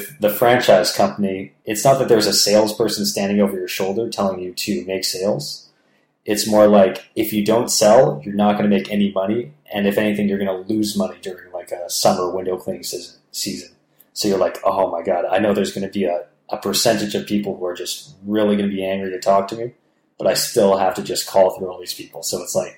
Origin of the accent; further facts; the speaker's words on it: Toronto, Ontario, Canada; there was like a Toronto chapter or a Ontario chapter of the foundation, so people in my hometown